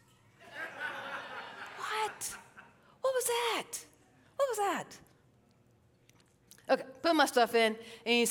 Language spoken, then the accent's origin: English; Fort Mill, South Carolina, United States; I'm a redneck from Fort Mill.